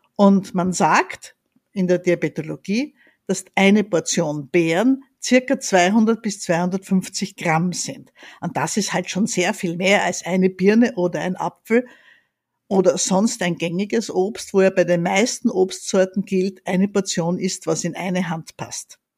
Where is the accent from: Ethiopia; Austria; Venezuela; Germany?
Austria; Graz, Styria; now in Vienna, Austria; Ich bin in Graz aufgewachsen